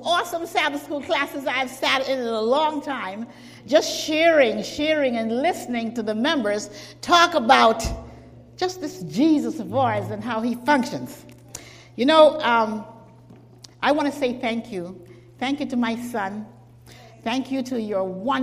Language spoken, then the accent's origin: English; Jamaica; I was born in Jamaica